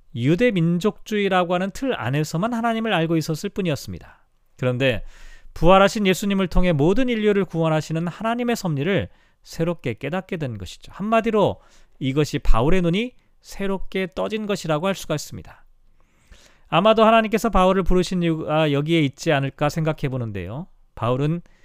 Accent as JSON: {"language": "Korean", "country": "South Korea", "moved": "yes"}